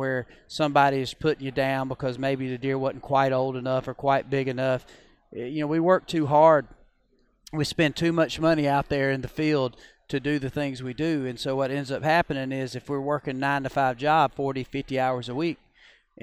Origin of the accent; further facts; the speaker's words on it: Georgia, United States; I grew up in Georgia